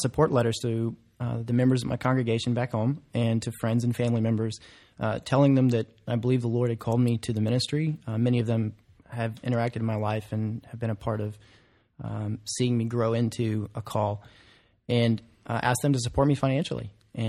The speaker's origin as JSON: {"language": "English", "region": "Alabama", "country": "United States", "said": "I come from Alabama, central Alabama, and there are many seminary choices in that area."}